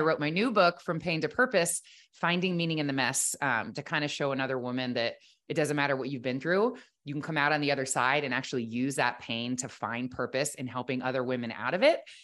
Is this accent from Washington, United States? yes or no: no; Ohio, United States; I grew up in Ohio, the oldest of four girls